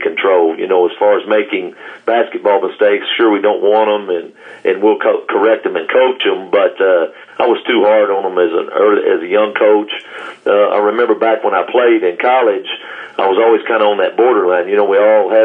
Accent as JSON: {"language": "English", "town": "Burkburnett", "region": "Texas", "country": "United States", "tie": "born or raised there", "also_born_or_lived": "Wichita Falls", "said": "I'm from Burke Burnett, and it's the only place I've ever coached."}